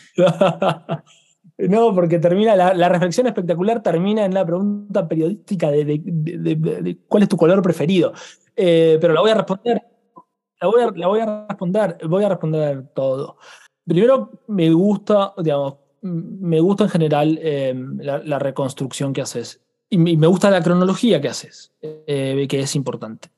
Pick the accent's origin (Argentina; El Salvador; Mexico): Argentina; yo vengo de Argentina